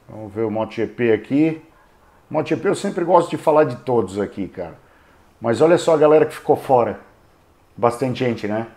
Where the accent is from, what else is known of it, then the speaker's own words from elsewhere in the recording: Brazil; eu sou brasileiro